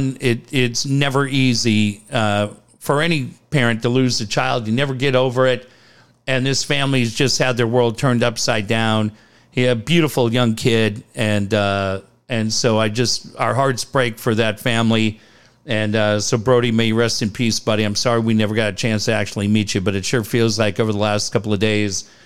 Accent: Encinitas, California, United States; growing up in Encinitas

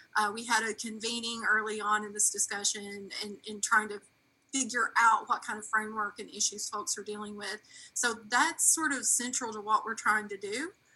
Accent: Knott County, Kentucky, United States; now in Columbus, United States; I grew up though in Knott County, Kentucky

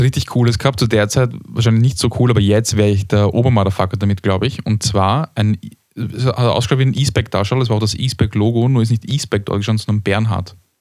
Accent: Austria; als Österreicher

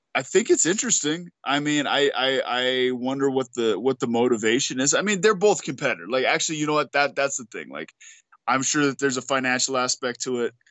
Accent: Albuquerque, New Mexico, United States; We're both from Albuquerque

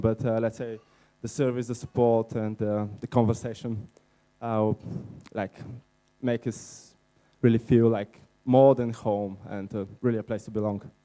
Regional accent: Bulgaria; English is a second language; moved away as an adult; we are from Bulgaria

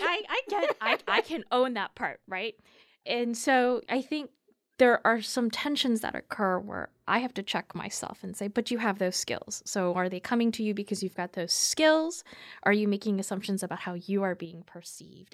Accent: United States; also born or lived in Korea; I very much identify as simply American

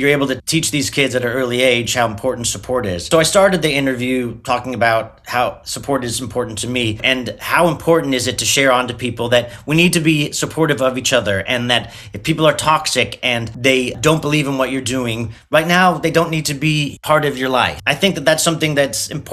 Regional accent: Southern California, United States; now in New York City, United States; I'm from Southern California originally

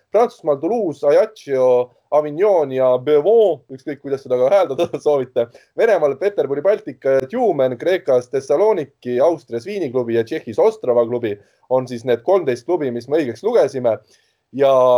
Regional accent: Tallinn, Harju County, Estonia; mina kasvasin üles Mustamäel

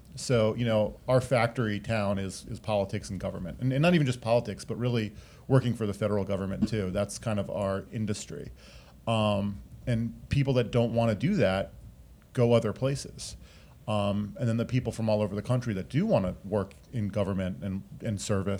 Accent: Rockville, Maryland, United States; also born or lived in Washington, D.C.; now in Potomac, United States; So I live in Potomac, Maryland, and I hail from Rockville, Maryland, which is about 5 minutes away. Went to the University of Maryland at College Park and live and work in D.C. pretty much my whole life.

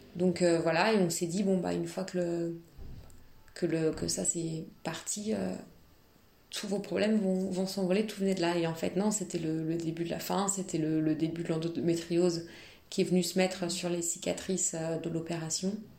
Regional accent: Nantes, Pays de la Loire, France; now in Paris, France; je viens de Nantes et là je travaille sur Paris

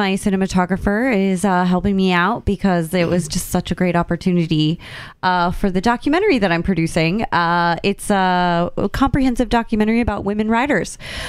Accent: Iowa, United States; now in Chicago, United States; Well, I'm originally from Iowa

